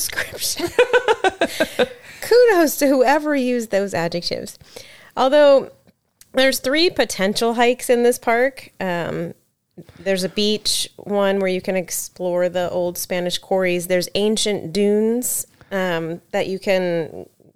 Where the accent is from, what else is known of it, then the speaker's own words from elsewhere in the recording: United Kingdom; moved away; I'm British